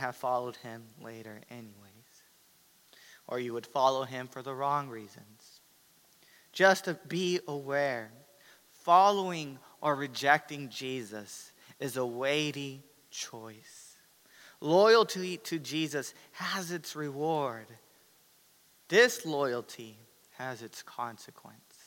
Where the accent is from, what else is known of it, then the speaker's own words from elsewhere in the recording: United States; as American Christians